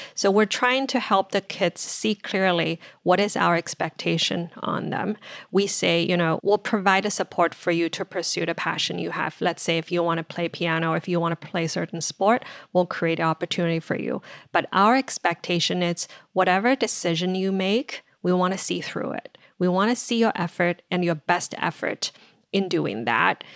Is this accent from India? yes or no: no; China; moved away as an adult; now in United States; I grew up in China, finished college there